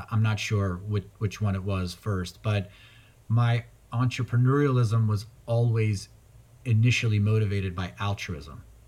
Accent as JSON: {"language": "English", "country": "Afghanistan", "tie": "born or raised there", "moved": "yes", "said": "I was born in Afghanistan"}